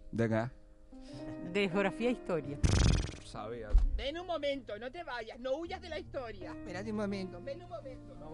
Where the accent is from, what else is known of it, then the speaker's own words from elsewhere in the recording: Las Palmas de Gran Canaria, Canary Islands, Spain; de Las Palmas de Gran Canaria.